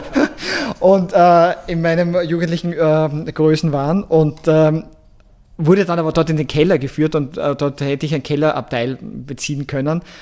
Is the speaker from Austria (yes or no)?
yes; Seckau, Styria, Austria; moved away as an adult; also born or lived in Graz / Mexico City / New York City / Paris; meine ganze Kindheit aufgewachsen bin in Seckau, Obersteiermark